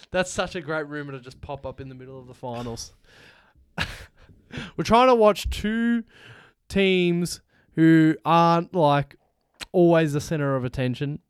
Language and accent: English; Australia; we're from Australia